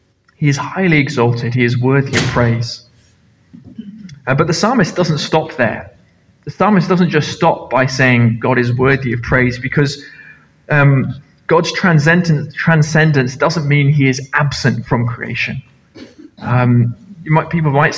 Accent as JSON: {"language": "English", "country": "Nepal", "tie": "born or raised there", "moved": "yes", "lives_now": "Carloway, United Kingdom", "said": "I grew up in Nepal"}